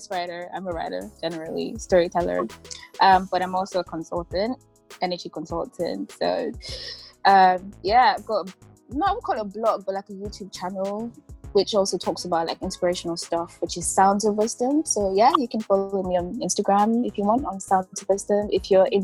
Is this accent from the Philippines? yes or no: no; Nigeria; moved away as an adult; now in Bristol, United Kingdom; I'm a Nigerian. I've been in the UK for four years, live in Bristol